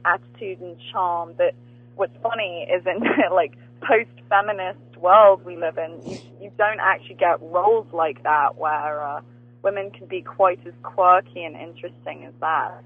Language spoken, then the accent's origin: English; England, United Kingdom; I grew up watching Friends in England